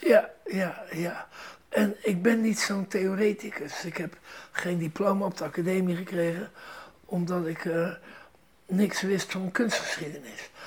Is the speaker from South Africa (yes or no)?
no; Rotterdam, South Holland, Netherlands; moved away; Ik ben Rotterdammer